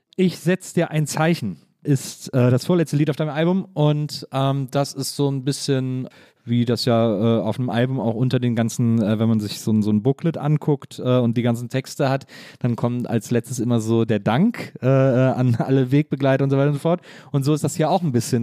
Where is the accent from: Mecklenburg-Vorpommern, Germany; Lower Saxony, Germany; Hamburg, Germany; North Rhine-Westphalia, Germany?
North Rhine-Westphalia, Germany; Wesseling; ich bin in Wesseling groß geworden zwischen Köln und Bonn